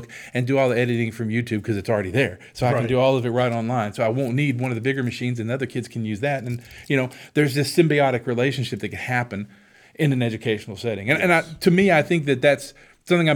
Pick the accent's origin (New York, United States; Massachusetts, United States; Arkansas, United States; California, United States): Arkansas, United States; Hope; We're from Arkansas, Hope, Arkansas